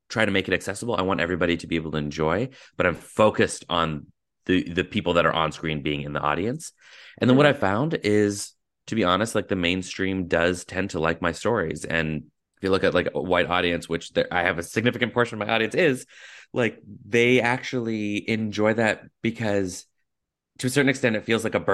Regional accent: Surrey, British Columbia, Canada; moved away as an adult; now in United States; growing up in Surrey, very South Asian heavy city

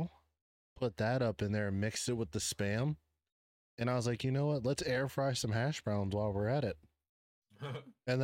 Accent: DMV, DC metropolitan area, United States; we're from the DMV

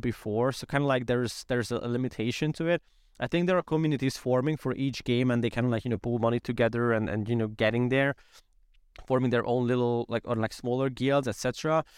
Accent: Hungary; we are from Hungary

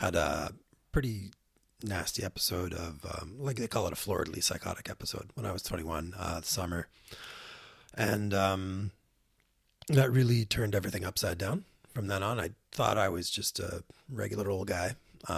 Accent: Ottawa, Ontario, Canada; moved away as an adult; also born or lived in Victoria, British Columbia; I grew up in Ottawa and moved from Ottawa to Victoria at the age of 18

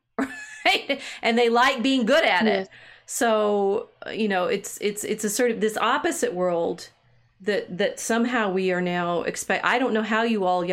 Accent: the South, United States; I grew up enough in the South

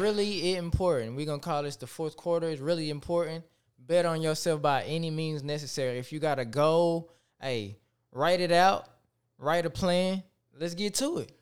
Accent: Tyler, Texas, United States; I am from Tyler, Texas

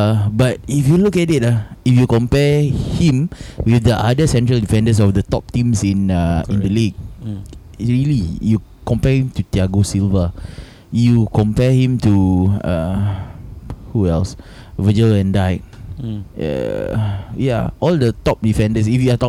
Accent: Singapore; I'm from Singapore.

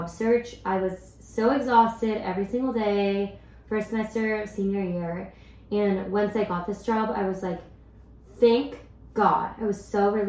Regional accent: Silicon Valley, California, United States; growing up in the Silicon Valley

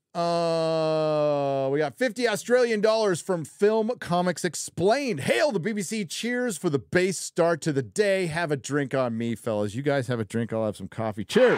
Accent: San Diego, California, United States; born or raised there

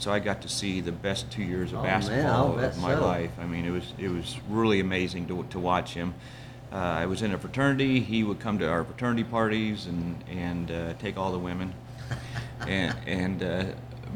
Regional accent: northwest Indiana, United States; now in Seven Points, United States; I grew up in Indiana. You know, snow and cold and northwest Indiana, so we were only 30 miles from Chicago, but across in the Indiana side

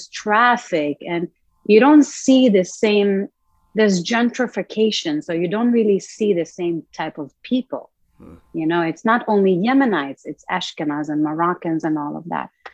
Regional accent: Rosh HaAyin, Central District, Israel; moved away as an adult; also born or lived in New York, United States; I was born in a very small town called Rosh Ha'Ain, which is northeast of Tel Aviv

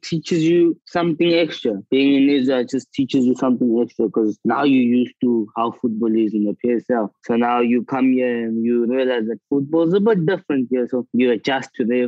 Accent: South Africa; moved away as an adult

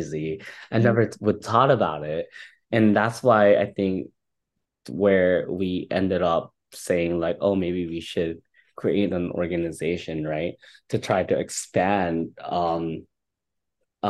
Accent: Philippines; now in Seattle, United States; being Filipino

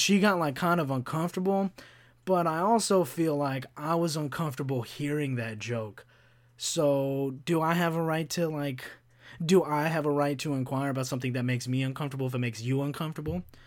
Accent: Kentucky, United States; when I grew up in Kentucky

